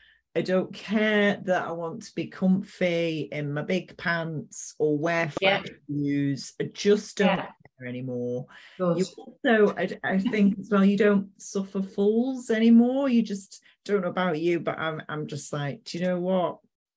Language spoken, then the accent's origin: English; Manchester, North West England, United Kingdom; I'm from Manchester